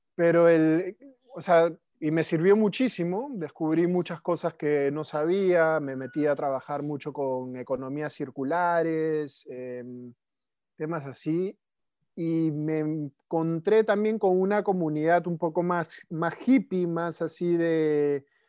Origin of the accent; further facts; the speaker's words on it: Lima, Peru; moved away as an adult; also born or lived in Netherlands; nací en Lima, Perú, hace 37 años.